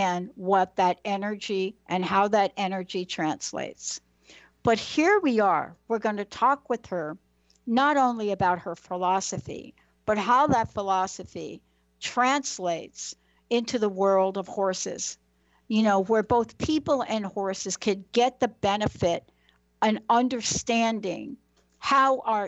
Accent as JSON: {"language": "English", "town": "New York City", "region": "New York", "country": "United States", "tie": "born or raised there", "said": "When I was young, I'm a girl from the Bronx, New York."}